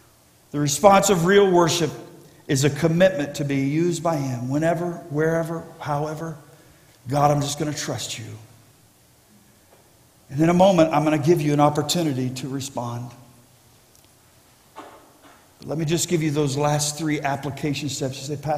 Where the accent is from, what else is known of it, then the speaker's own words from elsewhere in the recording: Ohio, United States; born there; Many of you know I was born in Ohio, but I didn't live in Ohio because my parents were traveling evangelists.